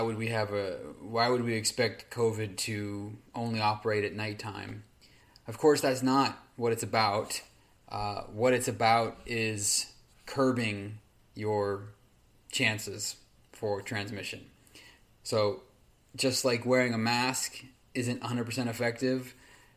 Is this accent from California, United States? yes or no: yes; California, United States; my hometown here in California